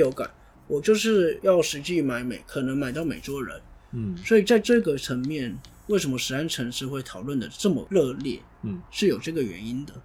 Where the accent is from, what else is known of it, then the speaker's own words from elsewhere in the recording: Taiwan; 我也是台湾人